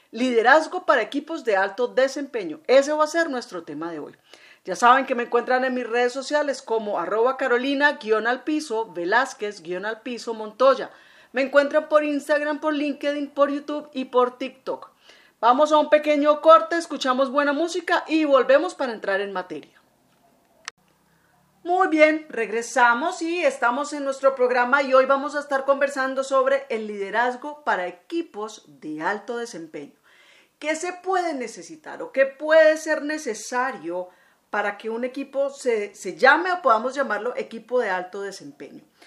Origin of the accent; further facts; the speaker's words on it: Colombia; como digo yo aquí en mi tierra, ya en Estico. Bueno, aquí en Colombia es muy tradicional en diciembre buñuelos y natillas